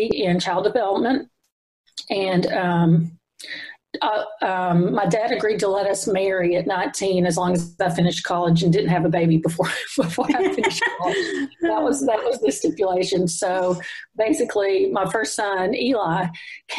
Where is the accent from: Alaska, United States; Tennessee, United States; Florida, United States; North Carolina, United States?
Tennessee, United States; Cookeville; I grew up in Cookeville, Tennessee, since I was 8 months old.